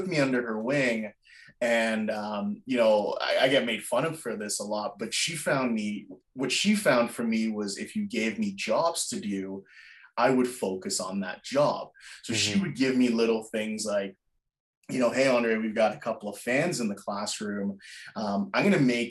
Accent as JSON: {"language": "English", "country": "Jamaica", "tie": "born or raised there", "moved": "yes", "said": "I wasn't born in North America. I was born in Jamaica."}